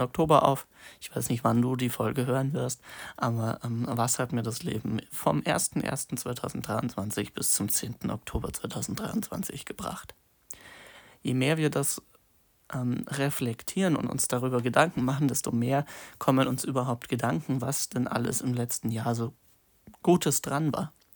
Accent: Munich, Bavaria, Germany; ich komme ja aus Bayern, München

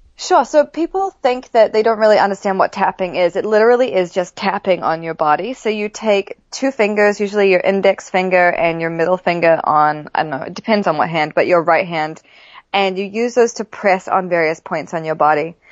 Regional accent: New Zealand; I grew up in New Zealand

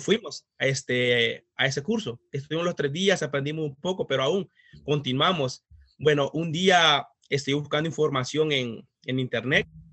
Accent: El Salvador; moved away as an adult; soy de El Salvador, este, tengo prácticamente como 13 años de estar en este país.

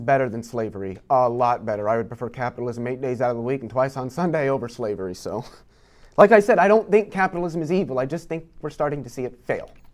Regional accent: Iowa, United States; I grew up in Iowa

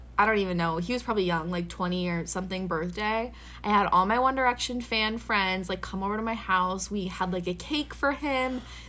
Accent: Minnesota, United States; and I'm from Minnesota

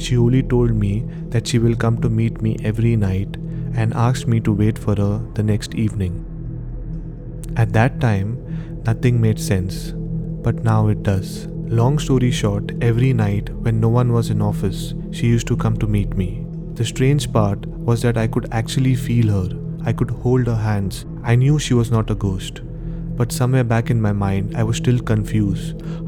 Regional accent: Hyderabad, Telangana, India; now in Bangalore, India; I'm basically from Hyderabad.

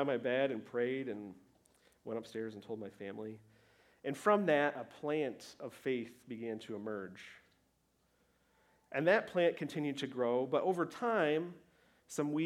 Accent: Michigan, United States; moved away; I was back home in Michigan with my family

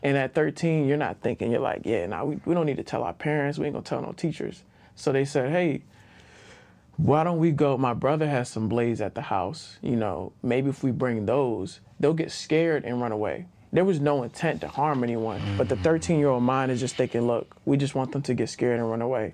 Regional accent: Baltimore, Maryland, United States; also born or lived in Greensboro, North Carolina; I'm from Baltimore, Maryland

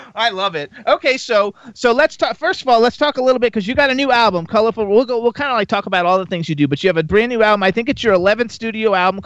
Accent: Fort Lauderdale, Florida, United States; I'm from Fort Lauderdale

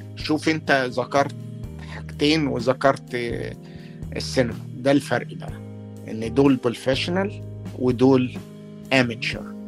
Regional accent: Port Said, Port Said Governorate, Egypt; moved away as an adult; also born or lived in Boston, United States; now in Los Angeles, United States; انا لما جيت من بورسعيد جيت على بوسطن

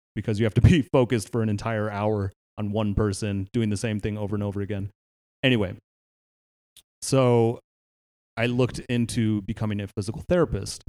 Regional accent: Palo Alto, California, United States; I grew up in Palo Alto, California

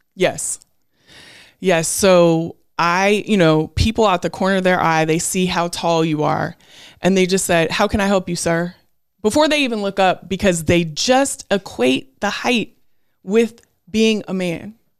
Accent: Portland, Oregon, United States; also born or lived in Beaverton, Oregon; I went from growing up in Portland, Oregon, where I was in a community of all black people in Northeast Portland to when my parents got divorced, going to Beaverton, Oregon

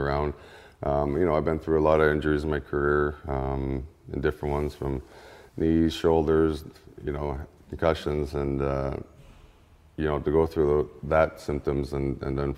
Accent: Ontario, Canada; moved away; we're from Ontario, Canada

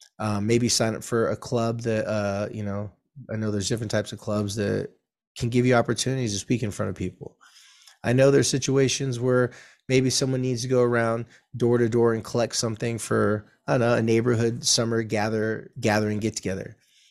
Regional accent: California, United States; I probably did because I'm a surfer from California and this was in the 80s.

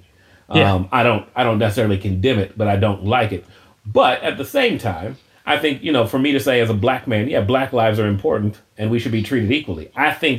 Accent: United States; as an American and as a Christian

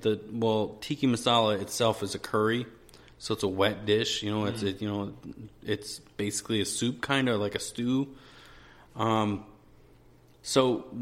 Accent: Wisconsin, United States; born or raised there; moved away

